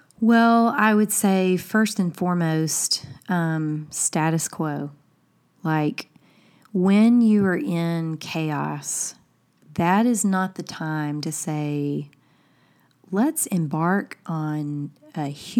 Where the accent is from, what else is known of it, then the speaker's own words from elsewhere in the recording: Alabama, United States; I'm like, it's because she's from Milwaukee and I'm from Alabama.